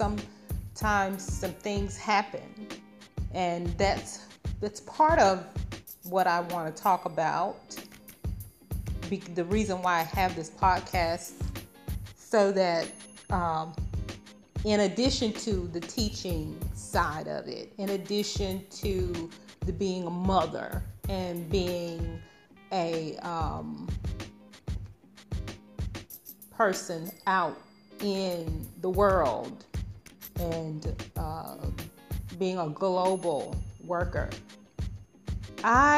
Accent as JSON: {"language": "English", "area": "Arkansas", "region": "Georgia", "country": "United States", "moved": "as an adult", "lives_now": "Qatar", "said": "I'm from Georgia in the United States. So, and Arkansas."}